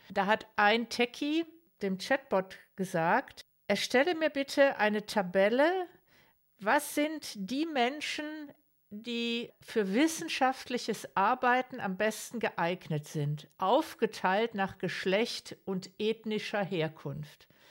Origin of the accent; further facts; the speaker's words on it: Ruhr area, North Rhine-Westphalia, Germany; ich komme selber aus dem Ruhrgebiet